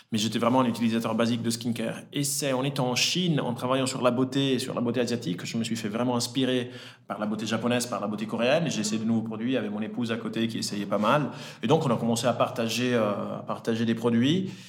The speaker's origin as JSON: {"language": "French", "country": "Switzerland", "tie": "born or raised there", "also_born_or_lived": "Italy", "said": "euh, j'ai 34 ans, euh, j'ai grandi en Italie, je suis né en Italie et je suis arrivé en Suisse à l'âge de, 10 ans. J'ai grandi entre Lausanne et Genève."}